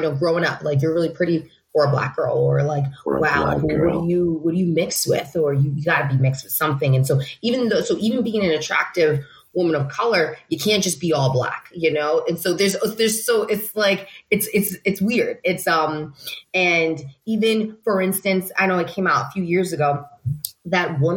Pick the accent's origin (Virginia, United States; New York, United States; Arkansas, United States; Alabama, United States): New York, United States; New York City; I grew up in the Bronx.